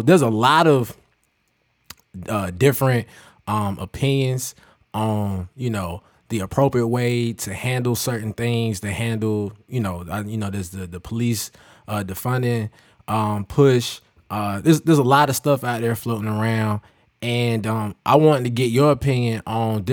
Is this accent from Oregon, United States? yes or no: no; Kinston, North Carolina, United States; born or raised there